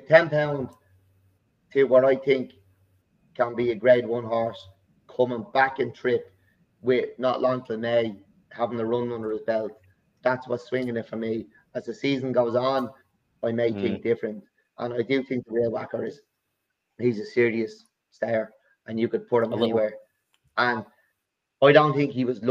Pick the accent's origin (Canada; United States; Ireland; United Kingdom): Ireland; I'm from Ireland